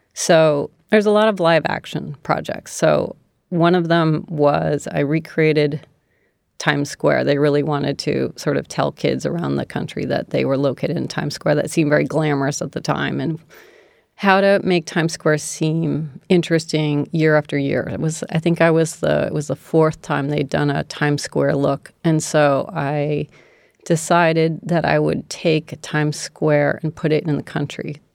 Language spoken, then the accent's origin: English; D.C., District of Columbia, United States; also born or lived in San Francisco / Hawaii; Outside of Washington, D C